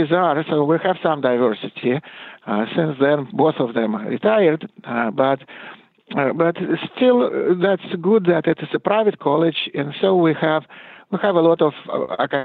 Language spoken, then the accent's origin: English; Russia; moved away; I think I'm more South African than Russian these days